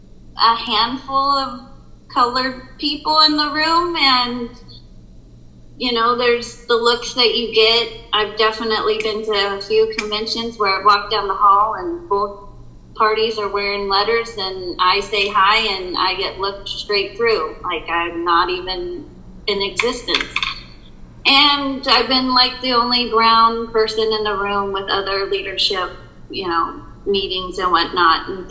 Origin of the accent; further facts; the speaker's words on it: United States; moved away as an adult; also born or lived in Northridge, California; I grew up in a town called Reading by two white parents